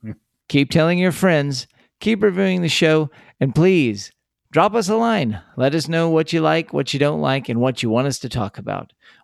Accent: Texas, United States; born or raised there

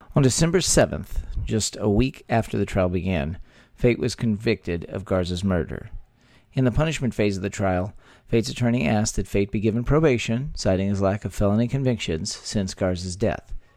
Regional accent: Texas, United States; by Texans, where three friends born and raised in the Lone Star State

